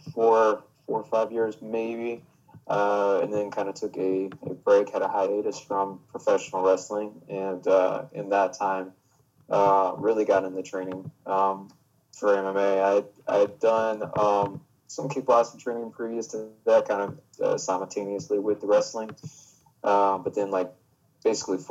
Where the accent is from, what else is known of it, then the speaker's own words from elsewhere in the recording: Augusta, Georgia, United States; I am from Augusta, Georgia, and have been wrestling roughly 17 years